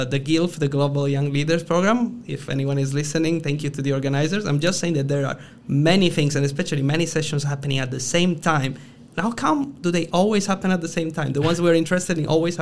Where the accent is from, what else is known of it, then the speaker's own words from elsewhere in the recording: Italy; accent: Italian; English is a second language; now in Brussels, Belgium; I'm Italian. As my accent betrays, I am in Brussels